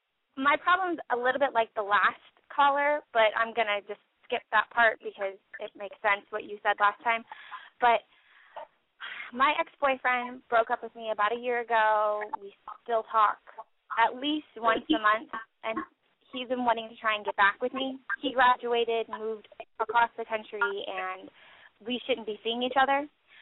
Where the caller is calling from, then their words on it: Orlando, Florida, United States; I'm 24. And I'm from Orlando, Florida.